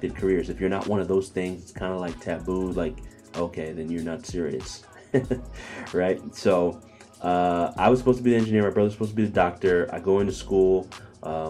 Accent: Bakersfield, California, United States; also born or lived in Ghana (parents' origin); now in Philadelphia, United States; raised in Bakersfield, California

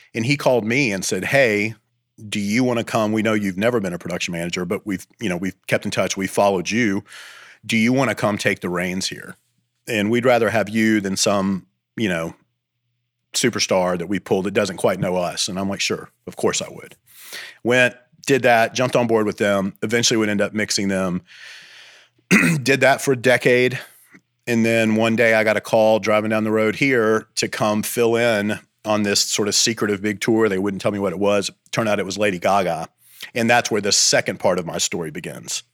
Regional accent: Bowling Green, Kentucky, United States; moved away as an adult; now in Athens, United States; I grew up in Kentucky near Nashville Bowling Green, Kentucky

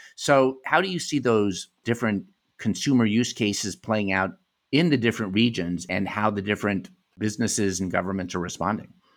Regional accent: United States; moved away as an adult; also born or lived in Europe; Having lived in Europe and, you know, growing up in America

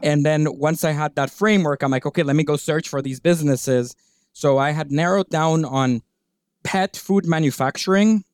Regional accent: Guatemala; moved away as an adult; also born or lived in Virginia / New York City; I'm originally from Guatemala. I grew up there

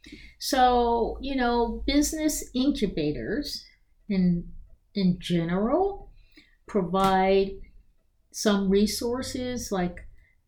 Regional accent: Philadelphia, Pennsylvania, United States; also born or lived in Hong Kong; now in Rockville, United States; I'm from Philadelphia, but I needed to be in America because my parents were older

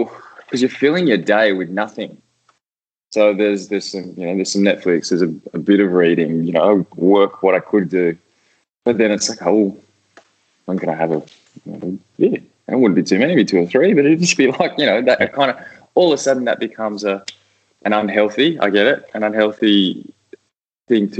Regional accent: Canberra, Australian Capital Territory, Australia; moved away as an adult; also born or lived in Spain / Netherlands; I grew up in Canberra, so my whole family played

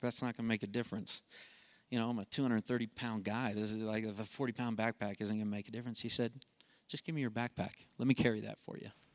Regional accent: Colorado, United States; I'm from Colorado

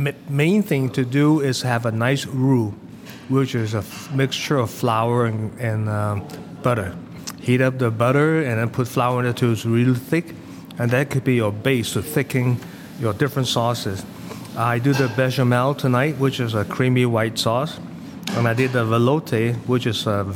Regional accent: Hong Kong; moved away as an adult; I came from Hong Kong. Came for the college, and I never really worked in Hong Kong

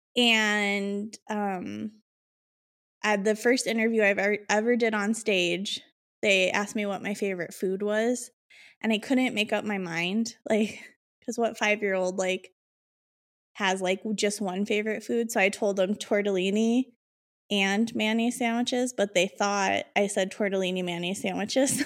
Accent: Illinois, United States; I'm from Illinois

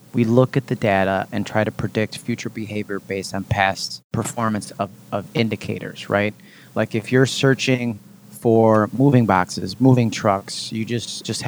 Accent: Rochester, New York, United States; I moved from New York City back to Rochester, where I was originally from

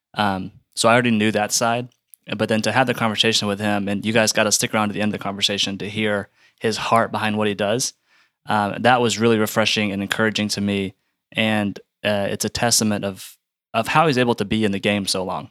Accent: Atlanta, Georgia, United States; so I'm from the Atlanta area. Uh, my wife and I went to North Point, you know, off and on growing up.

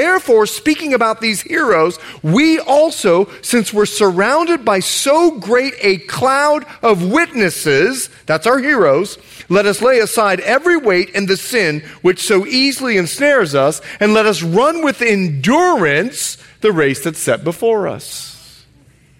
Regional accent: Bahamas; now in United States; I'm from the Bahamas

